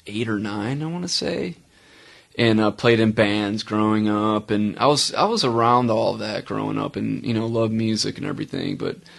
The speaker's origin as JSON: {"language": "English", "town": "Chicago", "region": "Illinois", "country": "United States", "tie": "born or raised there", "moved": "as an adult", "lives_now": "Charlotte, United States", "said": "Born and raised in Chicago, Illinois, suburbs of Chicago. I'm not gonna say the city, although that would be cool. Moved to Charlotte about 11 years ago."}